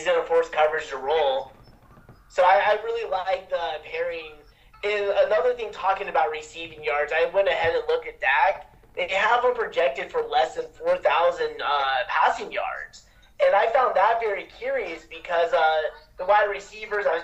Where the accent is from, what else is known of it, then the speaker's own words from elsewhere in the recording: Oregon, United States; I'm from Oregon